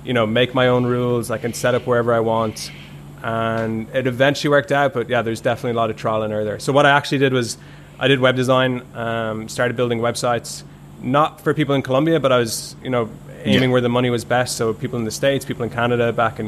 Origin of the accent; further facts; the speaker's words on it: Ireland; I grew up in Ireland, and when I grew up in Ireland, there's a huge construction boom